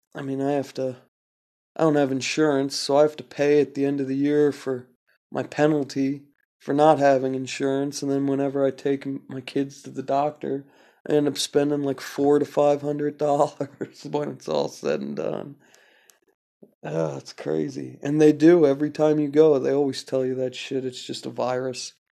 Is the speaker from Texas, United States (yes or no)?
no; California, United States; I'm from California